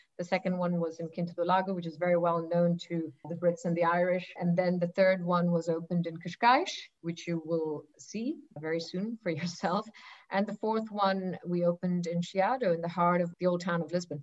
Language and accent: English; Singapore; moved away; also born or lived in Algarve, Portugal; I'm originally from Singapore